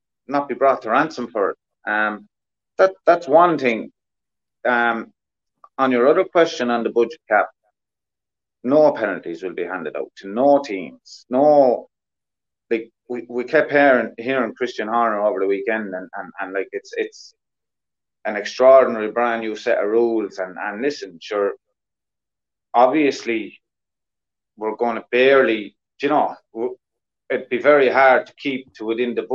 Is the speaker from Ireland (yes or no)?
yes; Ireland; us Irish